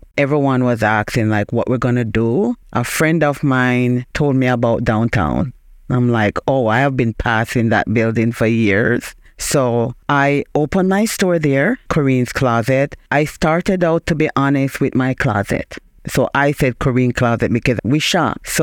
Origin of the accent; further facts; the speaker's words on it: Jamaica; moved away as an adult; now in Springfield, United States; I am originally from Jamaica.